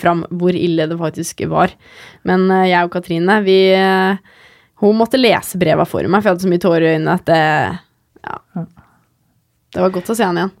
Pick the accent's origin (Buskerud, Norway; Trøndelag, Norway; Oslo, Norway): Buskerud, Norway; Geilo; jeg er fra Geilo